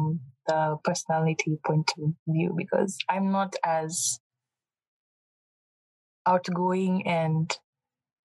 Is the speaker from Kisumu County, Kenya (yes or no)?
yes; Kisumu, Kisumu County, Kenya; accent: Kenyan; moved away as an adult; now in United States; all I've ever known is Kenya